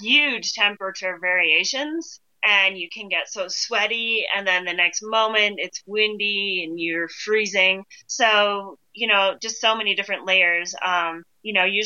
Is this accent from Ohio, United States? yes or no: yes; Ohio, United States; moved away; I grew up in Ohio